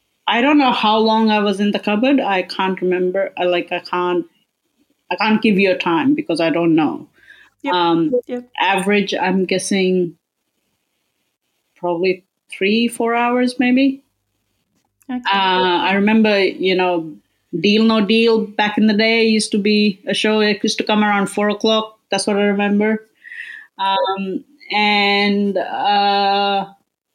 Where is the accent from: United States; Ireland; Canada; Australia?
Australia; Melbourne, Victoria; I'm from Melbourne